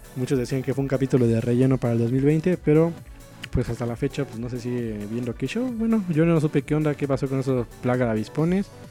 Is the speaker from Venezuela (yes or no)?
no; Mexico; para los que somos de México